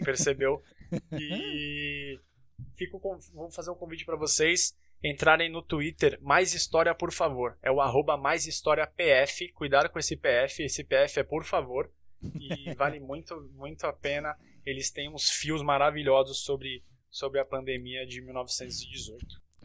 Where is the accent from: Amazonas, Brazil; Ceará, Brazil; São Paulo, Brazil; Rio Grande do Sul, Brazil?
São Paulo, Brazil; Santos; now in São Paulo, Brazil; eu moro em São Paulo, mas sou de Santos